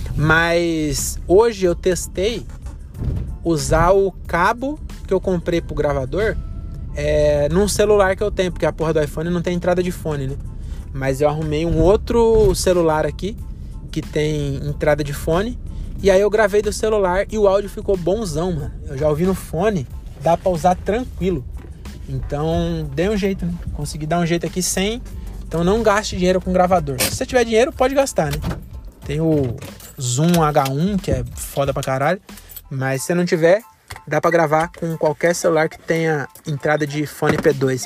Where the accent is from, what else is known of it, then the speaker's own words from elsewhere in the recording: Cajamar, São Paulo, Brazil; sou de Cajamar